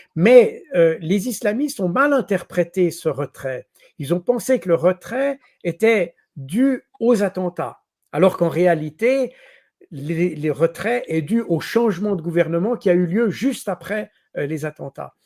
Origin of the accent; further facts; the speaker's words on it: Switzerland; je suis suisse